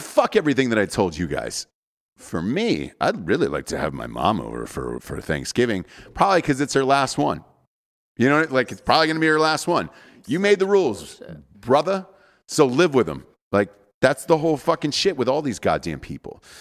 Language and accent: English; Georgia, United States; I'm from Georgia, right? I'm from the South